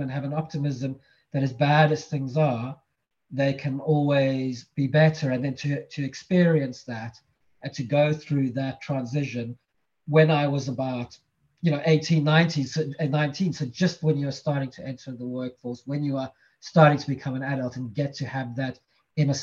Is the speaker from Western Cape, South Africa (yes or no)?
yes; Cape Town, Western Cape, South Africa; moved away as an adult; So I'm originally from South Africa. I was born in Cape Town. I grew up there, spent the first 18 years